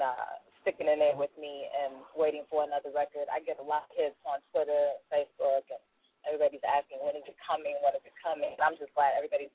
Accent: St. Louis, Missouri, United States; You didn't know I'm from St. Louis?

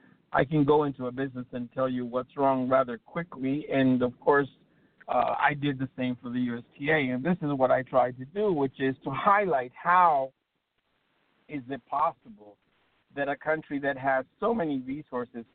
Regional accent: Bolivia; now in United States; I'm originally from Bolivia, which is one of the poorest countries in the universe

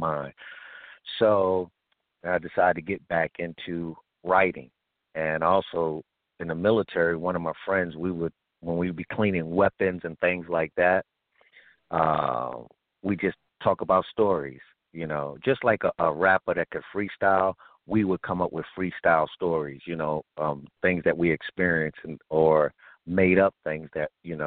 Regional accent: New York City, New York, United States; growing up in Brownsville

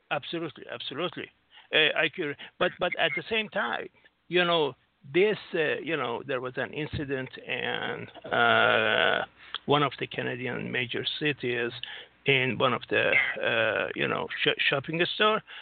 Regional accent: Singapore; No, I'm from Singapore.

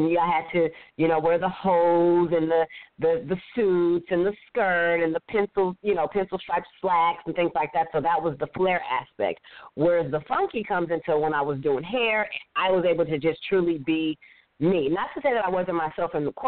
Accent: Inglewood, California, United States; moved away as an adult; now in Atlanta, United States; I'm born and raised in Los Angeles, California, Inglewood to be exact. My whole life was in L.A.

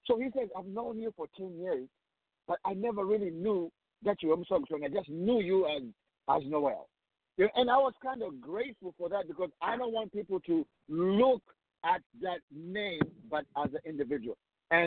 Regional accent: Zambia; growing up in Sokotwani

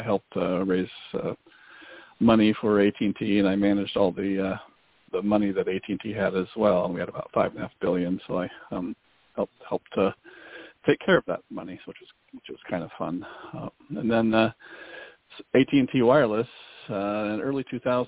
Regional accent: small town on the Canadian border, Pacific Northwest, Washington, United States; accent: small Canadian accent; also born or lived in Seattle; I'm from the Pacific Northwest, up in Seattle. I grew up actually right on the Canadian border in a small town. People even sometimes claim I have a small Canadian accent on occasion

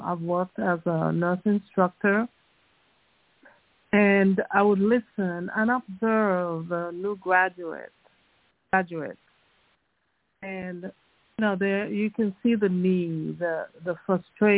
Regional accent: U.S. Virgin Islands; I came from the Virgin Islands, St. Thomas, that's my alma mater, University of the Virgin Islands

